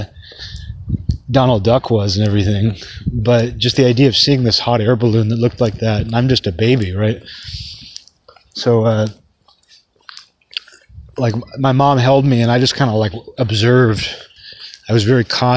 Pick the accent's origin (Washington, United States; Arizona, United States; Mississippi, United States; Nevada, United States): Washington, United States; hometown with Juanita Bay Park; moved away; There was this park in my hometown called Juanita Bay Park